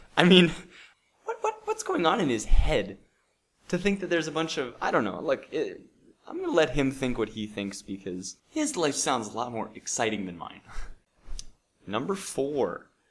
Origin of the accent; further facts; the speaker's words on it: Bozeman, Montana, United States; moved away; So we went to Bozeman, Montana, and uh, which is my hometown